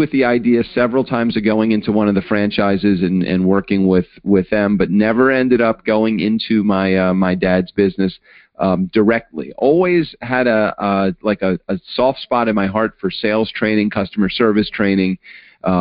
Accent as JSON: {"language": "English", "town": "Baltimore", "region": "Maryland", "country": "United States", "tie": "born or raised there", "said": "I grew up in Baltimore, not on the streets of Baltimore, but in a suburb of Baltimore"}